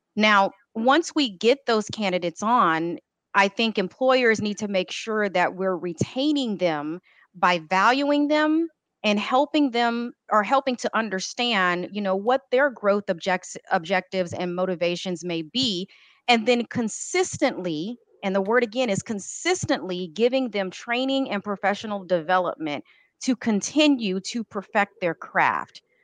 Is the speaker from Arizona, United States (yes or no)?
no; Texas, United States; I am born and raised and grew in Texas. I will tell you because I have been here all my life